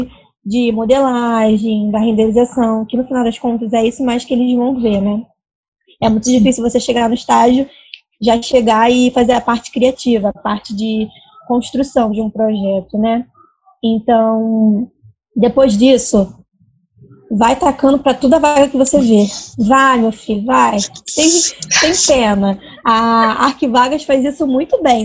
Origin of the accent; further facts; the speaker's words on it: Rio de Janeiro, Brazil; eu sou do Rio, mas eu não moro perto do centro